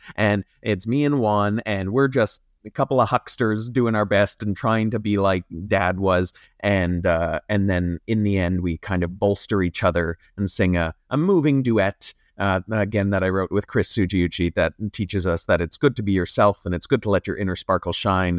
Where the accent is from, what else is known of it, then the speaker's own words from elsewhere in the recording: Sault Ste. Marie, Ontario, Canada; I'm from Sault Ste. Marie